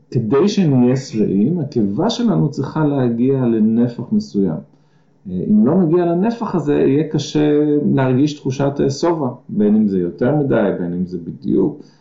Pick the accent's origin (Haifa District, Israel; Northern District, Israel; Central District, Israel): Haifa District, Israel; Gan Shmuel; אני במקור קיבוצניק, אני מקיבוץ אה, גן שמואל, אה, עזבתי את הקיבוץ בגיל 26